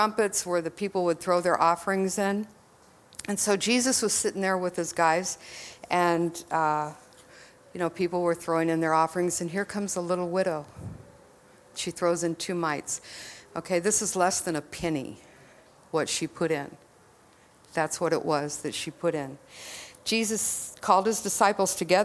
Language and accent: English; Texas, United States; I'm from Texas